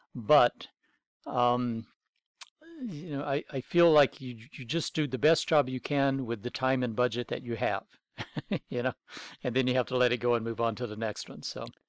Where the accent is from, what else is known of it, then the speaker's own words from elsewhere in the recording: North Alabama, United States; moved away as an adult; growing up in North Alabama in the mid nineteen seventies